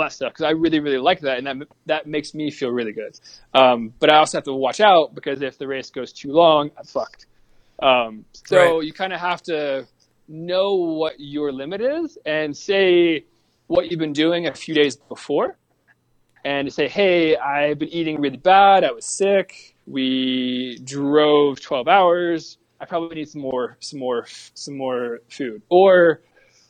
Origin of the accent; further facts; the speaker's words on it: the South, United States; I'm from the South